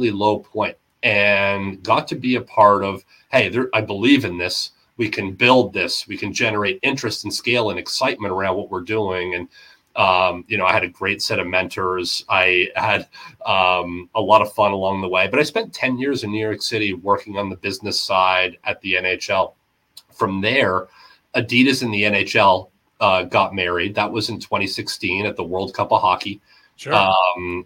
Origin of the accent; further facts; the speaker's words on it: Ontario, Canada; now in Portland, United States; I'm from the East Coast, from Ontario, but I've been in the U.S. a long time.